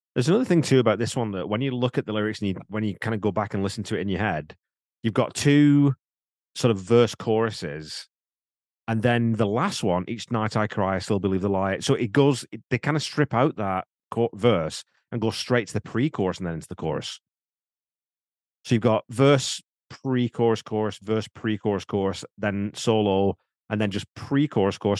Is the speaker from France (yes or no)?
no; England, United Kingdom; now in Canada; I'm English by birth